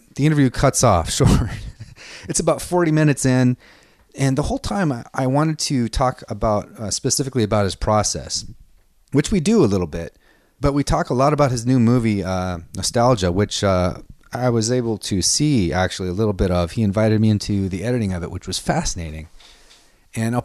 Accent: Seattle, Washington, United States; now in Los Angeles, United States; I'm from Seattle

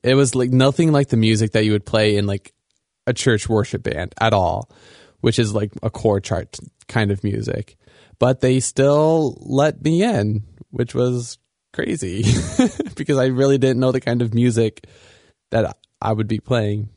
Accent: Sioux City, Iowa, United States; moved away as an adult; now in Grand Rapids, United States; I grew up in Iowa, uh, and I think Iowa is a really great place to grow up

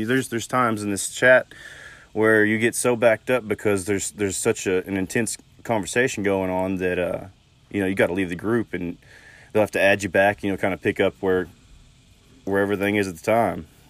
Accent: Southwest Oklahoma, United States; now in West Texas, United States; I grew up in a small town in Southwest Oklahoma

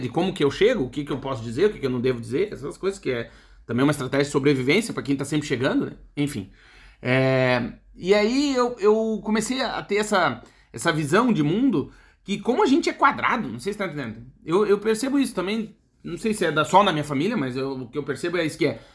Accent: Brazil; moved away; Eu tô falando aqui como brasileiro

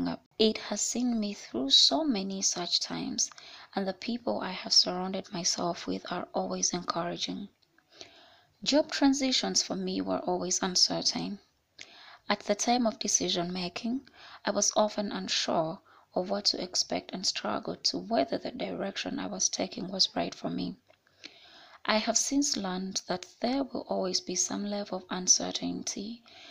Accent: Kampala, Central Region, Uganda; I was born and raised in Kampala.

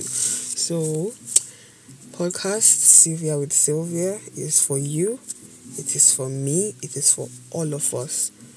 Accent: Edo, Nigeria; I'm from Edo State, Banker to be precise. No, I'm not Bini

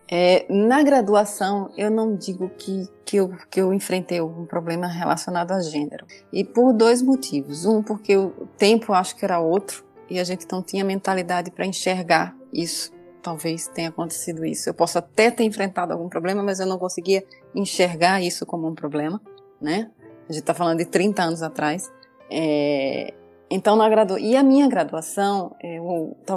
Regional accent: Northeast Region, Brazil; por ser mulher, eu passei problemas por ser nordestina, que eu

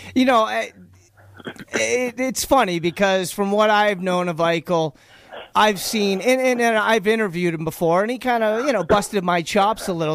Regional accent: Boston, Massachusetts, United States; accent: Boston; now in Las Vegas, United States; my Boston accent

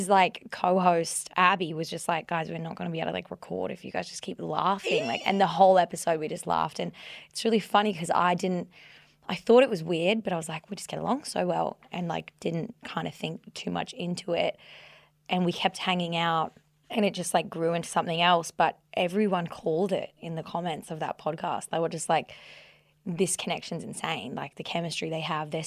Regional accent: Australia; we're both Australian

